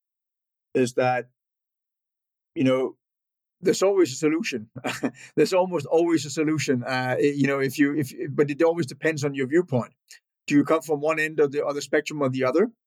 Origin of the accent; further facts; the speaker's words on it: northern Denmark, Denmark; born and raised in Northern Denmark